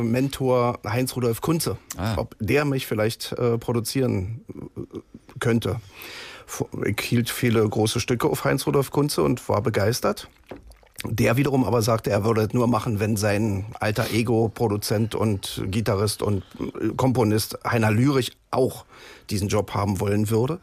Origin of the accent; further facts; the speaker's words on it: East Germany, Germany; ich stamme ja aus der DDR